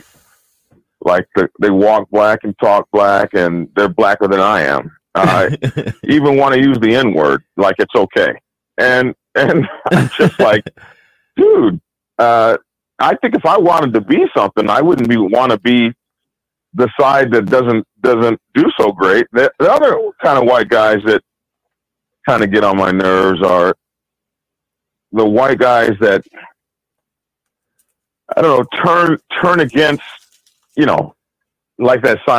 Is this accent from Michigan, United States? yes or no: no; Oklahoma, United States; also born or lived in Alabama / Mississippi; and even when I was a boy, like growing up in Oklahoma and uh, and and uh, Alabama and Mississippi, I remember